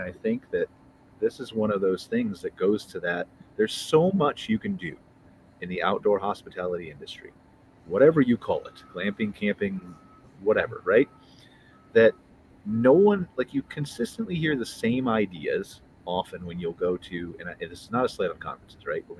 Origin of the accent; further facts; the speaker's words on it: Cleveland, Ohio, United States; now in Canada; interesting things moving up to Canada. I know this is unrelated, but the recycling aspect of it, because I came from Ohio and there was very few things plastic-wise.